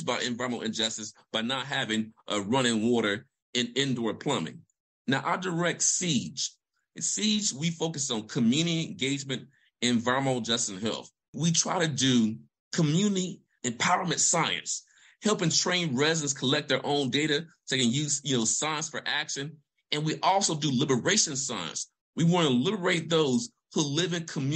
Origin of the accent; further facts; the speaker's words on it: Vicksburg, Mississippi, United States; I'm a son of Mississippi. I'm from Vicksburg, Mississippi. So I'm a country boy from Vicksburg, Mississippi